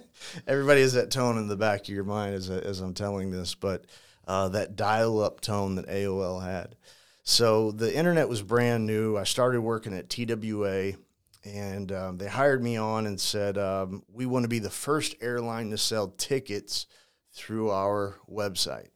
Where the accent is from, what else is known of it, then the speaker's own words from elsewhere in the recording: St. Louis, Missouri, United States; also born or lived in Ferguson, Missouri; born and raised in St. Louis